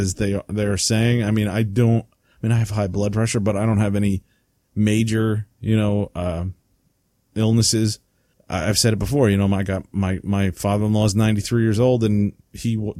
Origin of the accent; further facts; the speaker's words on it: United States; I'm an American